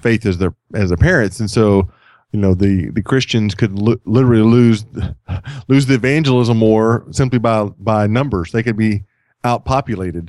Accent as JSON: {"language": "English", "region": "Texas", "country": "United States", "moved": "yes", "said": "I'm from Texas"}